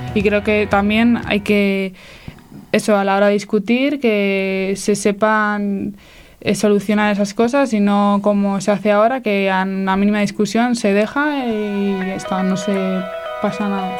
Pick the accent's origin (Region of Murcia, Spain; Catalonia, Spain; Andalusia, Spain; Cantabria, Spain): Cantabria, Spain; Santander; tengo 20 años y soy de Santander.